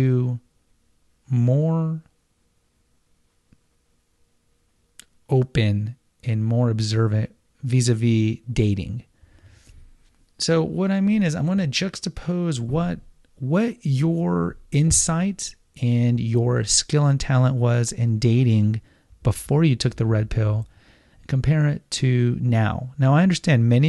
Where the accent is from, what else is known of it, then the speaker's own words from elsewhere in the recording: Houston, Texas, United States; I grew up in Houston